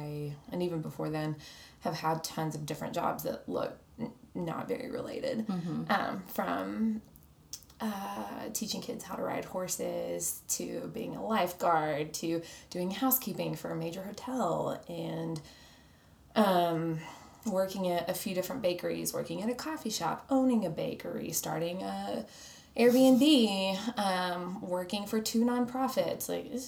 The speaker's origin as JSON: {"language": "English", "region": "Arkansas", "country": "United States", "tie": "born or raised there", "lives_now": "Dallas, United States", "said": "I live here in Dallas. Down the street with my two dogs. And I grew up in Arkansas. And so Dallas is fairly new. I've been here for 5 years."}